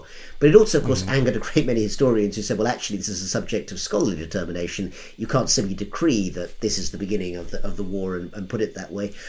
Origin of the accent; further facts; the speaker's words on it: United Kingdom; And as a Brit, I didn't get to vote anyway.